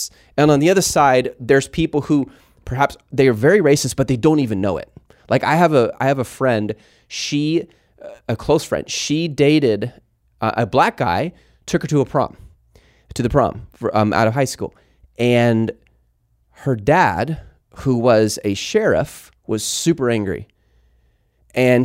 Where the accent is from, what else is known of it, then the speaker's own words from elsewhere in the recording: Mount Pleasant, Texas, United States; I grew up in school in Mount Pleasant, Texas